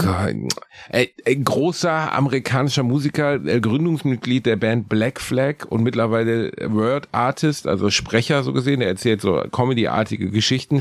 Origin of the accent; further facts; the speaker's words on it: Gelsenkirchen, North Rhine-Westphalia, Germany; Ich bin in der gleichen Straße geboren, in der ich auch aufgewachsen bin